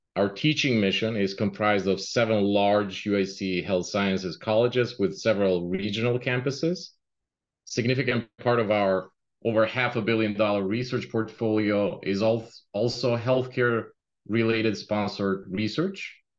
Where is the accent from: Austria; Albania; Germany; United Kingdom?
Albania; moved away as an adult; now in Chicago, United States; I immigrated in US in uh, 1999, and before that, uh, right out of school, uh, I came from Albania.